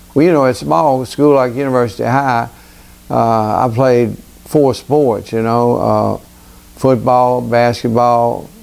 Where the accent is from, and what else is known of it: Baton Rouge, Louisiana, United States; born or raised there; also born or lived in Elizabeth, New Jersey